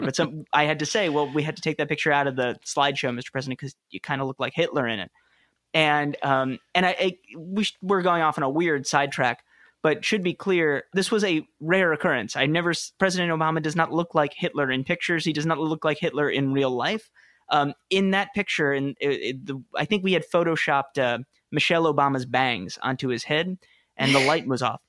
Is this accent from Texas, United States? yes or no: no; New York City, New York, United States; moved away as an adult; also born or lived in Wooster, Ohio; I grew up in New York City